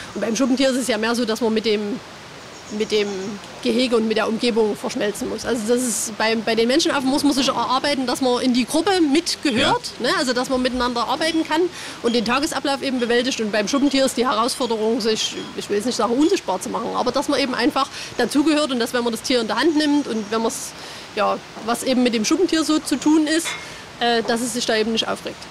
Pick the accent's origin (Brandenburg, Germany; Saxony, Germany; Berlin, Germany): Saxony, Germany; Vogtland; now in Leipzig, Germany; ich komme aus dem Vogtland